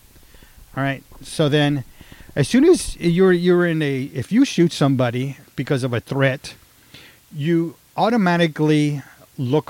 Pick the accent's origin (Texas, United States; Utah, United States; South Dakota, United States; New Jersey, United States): Texas, United States; I'm from Texas